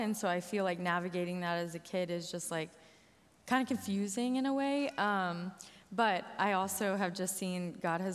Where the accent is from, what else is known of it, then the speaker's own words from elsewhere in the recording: Lexington, United States; also born or lived in Joplin, Missouri; I grew up in Lexington, not too far from here